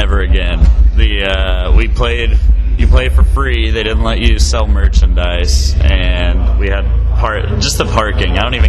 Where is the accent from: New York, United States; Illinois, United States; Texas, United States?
Texas, United States; Dallas; We're from Dallas.